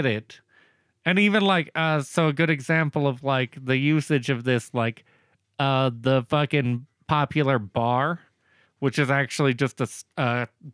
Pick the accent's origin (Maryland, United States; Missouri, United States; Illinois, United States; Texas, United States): Texas, United States; Woodson; moved away; Woodson, Texas. My hometown originally.